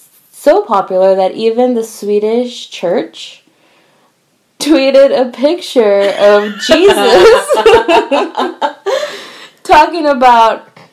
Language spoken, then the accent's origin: English; Texas, United States; I think Texas is just the Lone Star State. Like, we're nothing.